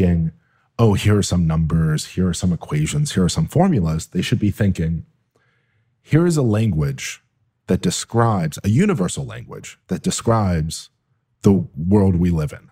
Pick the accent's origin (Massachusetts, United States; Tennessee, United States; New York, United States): New York, United States; Buffalo; I grew up in Buffalo, New York